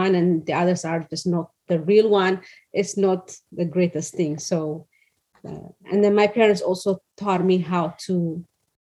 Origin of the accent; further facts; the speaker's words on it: Addis Ababa, Ethiopia; moved away as an adult; now in California, United States; the place that I grew up was in Addis Ababa